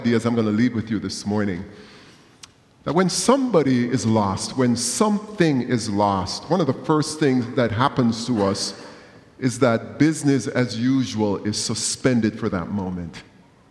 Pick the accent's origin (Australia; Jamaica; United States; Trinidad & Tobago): Jamaica; moved away; growing up in Jamaica